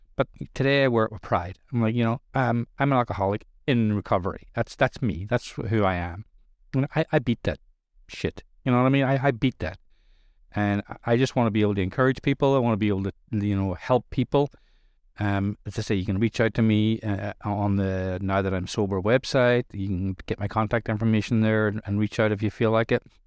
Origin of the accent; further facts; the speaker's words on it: Ireland; I'm Irish. I grew up in Irish culture where drinking accepted all over the place